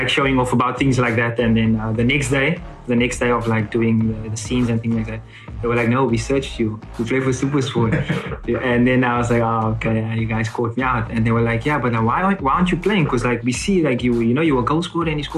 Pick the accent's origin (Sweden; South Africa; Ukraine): South Africa; Cape Town, Western Cape; moved away as an adult; also born or lived in Johannesburg; now in Finland; I'm from Cape Town